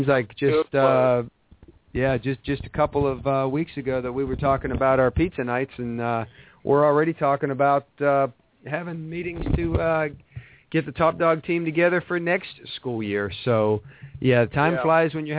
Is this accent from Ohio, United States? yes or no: yes; Ohio, United States; I'm in Ohio.